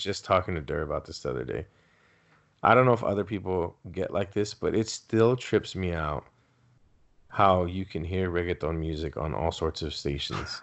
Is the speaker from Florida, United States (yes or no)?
no; Southern California, United States; first language Spanish; English is a second language; also born or lived in San Diego County; I'm from Southern California